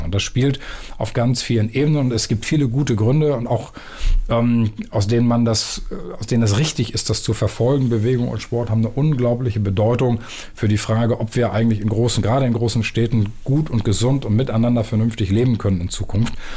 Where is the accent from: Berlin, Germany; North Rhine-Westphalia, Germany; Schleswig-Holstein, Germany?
Schleswig-Holstein, Germany; Büsum; moved away as an adult; also born or lived in Erpen near Osnabrück / Wilhelmshaven; now in Hamburg, Germany; ich bin in Dithmarschen im Büsum groß geworden